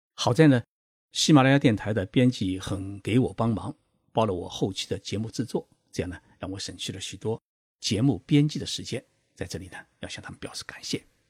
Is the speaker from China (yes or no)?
yes; Zhejiang, China; now in Japan; 我是浙江人，从小呢就没有学好普通话